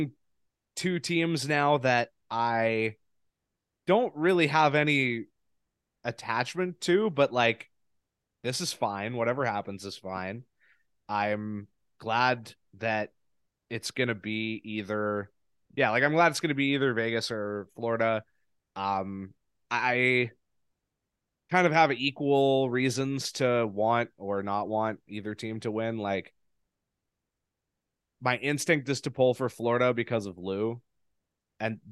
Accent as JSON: {"language": "English", "country": "Canada", "said": "as a Canadian"}